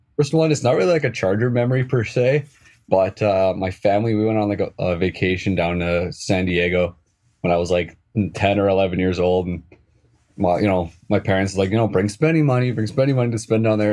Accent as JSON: {"language": "English", "area": "just outside Edmonton", "region": "Alberta", "country": "Canada", "said": "where I'm from, I'm just outside of Edmonton in Alberta"}